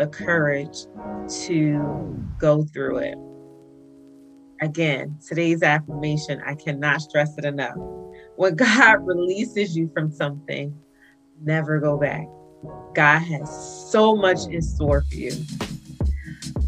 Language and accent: English; New Jersey, United States; my hometown, New Jersey